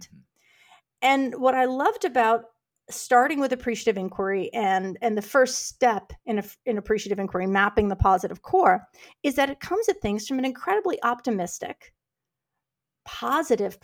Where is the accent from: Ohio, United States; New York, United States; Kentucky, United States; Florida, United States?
New York, United States; New York City; moved away as an adult; now in Houston, United States; I grew up in New York City